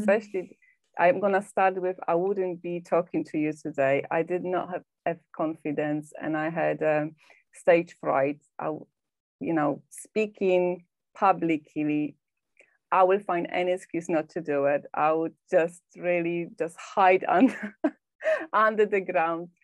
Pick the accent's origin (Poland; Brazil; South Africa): Poland; moved away as an adult; now in England, United Kingdom; i live in uk in England, but I'm originally from Poland. I've been living here for 19 years.